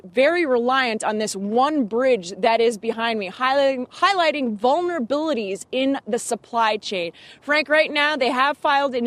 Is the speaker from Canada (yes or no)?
yes; Canada; I'm Canadian